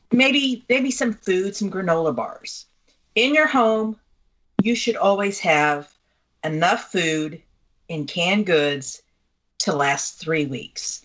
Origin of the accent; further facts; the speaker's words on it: Missouri, United States; I'm from Missouri